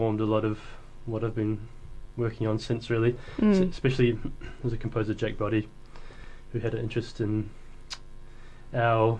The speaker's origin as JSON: {"language": "English", "region": "Hawke's Bay", "country": "New Zealand", "tie": "born or raised there", "also_born_or_lived": "Wellington, New Zealand", "moved": "as an adult", "lives_now": "Dunedin, New Zealand", "said": "So I grew up in Hawke's Bay."}